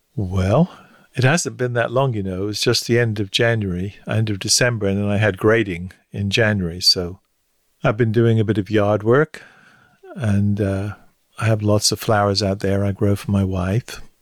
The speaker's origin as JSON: {"language": "English", "area": "Hampshire", "region": "South East England", "country": "United Kingdom", "tie": "born or raised there", "moved": "as an adult", "lives_now": "United States", "said": "I grew up in Hampshire, in the south of England. Moved, lived, moved there when I was four with my parents"}